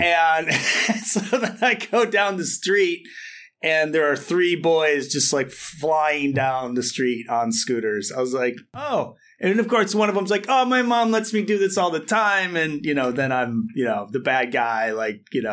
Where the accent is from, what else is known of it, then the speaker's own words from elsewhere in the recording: Saint Paul, Minnesota, United States; where I grew up in Saint Paul